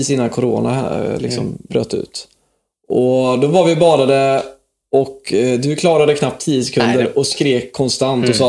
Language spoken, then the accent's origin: Swedish; Lidköping, Västra Götaland, Sweden; moved away; uppväxt här i Lidköping, som vi sitter i just nu